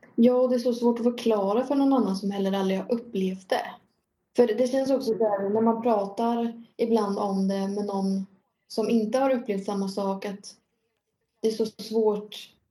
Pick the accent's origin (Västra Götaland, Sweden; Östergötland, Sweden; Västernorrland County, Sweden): Östergötland, Sweden; Norrköping; jag är ju från Norrköping